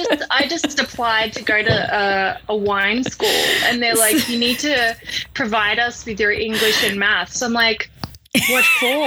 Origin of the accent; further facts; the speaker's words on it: Melbourne, Victoria, Australia; also born or lived in South Africa / Taiwan; now in Seattle, United States; Well, I'm originally from Melbourne, Australia, and I've been living in the never sunny Seattle for about 5 years now.